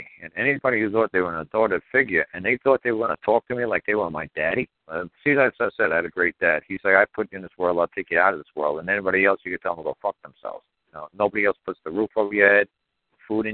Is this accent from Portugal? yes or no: no; New York, United States; growing up in New York.